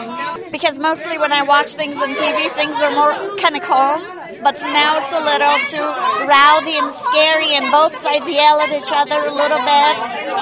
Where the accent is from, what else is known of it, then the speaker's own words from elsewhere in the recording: Iran; moved away as an adult; now in United States; I'm from Iran.